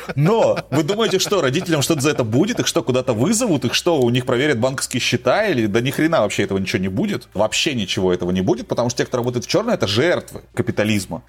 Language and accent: Russian; Novosibirsk, Novosibirsk Oblast, Russia; moved away as an adult; now in Buenos Aires, Argentina; я из Новосибирска